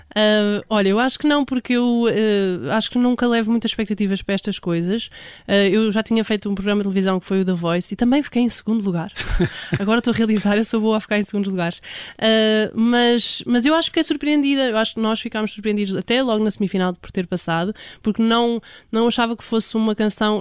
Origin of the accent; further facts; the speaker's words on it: Portugal; todos nós uh, que somos portugueses somos do fado